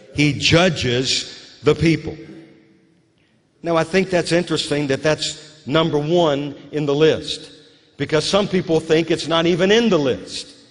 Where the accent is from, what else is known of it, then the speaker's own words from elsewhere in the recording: Louisiana, United States; moved away as an adult; also born or lived in West Virginia; now in Moravian Falls, United States; I was just a kid, a little kid, growing up in Louisiana